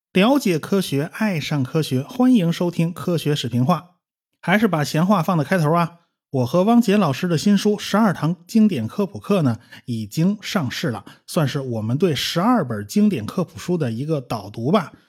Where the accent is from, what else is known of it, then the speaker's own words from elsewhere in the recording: China; 我们中国人